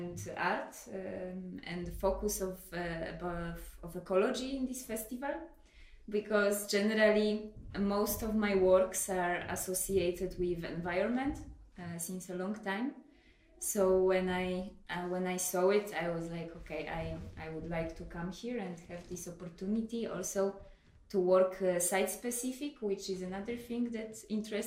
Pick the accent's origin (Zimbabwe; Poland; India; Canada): Poland; also born or lived in Portugal; now in Austria; I'm Polish, but last 4 years I lived in Portugal